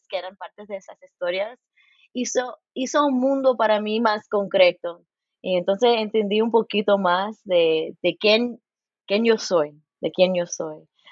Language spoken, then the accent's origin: Spanish; Los Angeles, California, United States; now in Bloomington, United States; Nací en Los Ángeles, mi mamá es cubana y mi padre es puertorriqueño. Y ahí en California